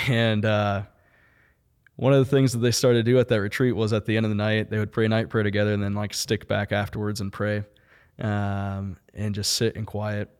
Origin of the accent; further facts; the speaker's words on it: St. Louis, Missouri, United States; now in Kansas City, United States; originally from Kansas City, from Saint Louis.